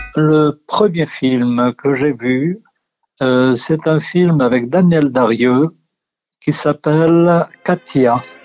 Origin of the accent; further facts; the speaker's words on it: Algiers, Algiers Province, Algeria; Je suis né à Alger et il y avait euh, deux cinémas dans mon quartier.